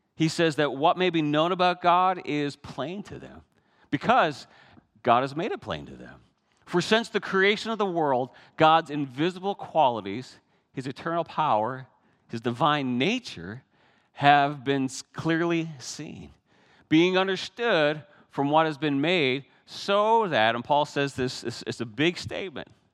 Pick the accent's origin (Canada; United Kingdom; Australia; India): Canada; Newfoundland and Labrador; moved away; Many of you know I'm Canadian, but I come from a very special part of Canada. It's that northeast corner of Canada, Newfoundland